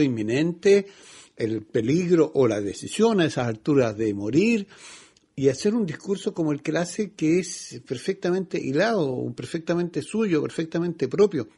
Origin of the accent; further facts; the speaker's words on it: Chile; como muchos chilenos